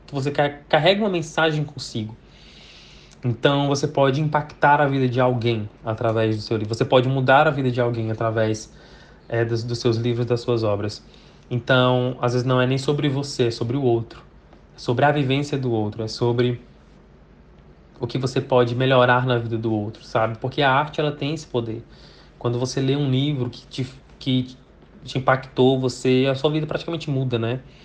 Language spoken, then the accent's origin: Portuguese; Brazil; first language Portuguese; eu sou brasileiro, falo português, tenho a língua portuguesa como minha, minha língua principal